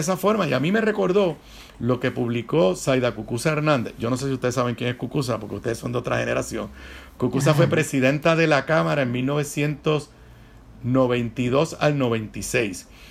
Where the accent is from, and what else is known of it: Puerto Rico